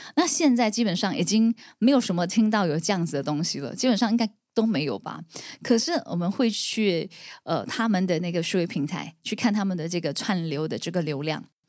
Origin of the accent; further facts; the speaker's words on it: Pontian, Johor, Malaysia; 我来自苯胗，就是柔佛的一个小镇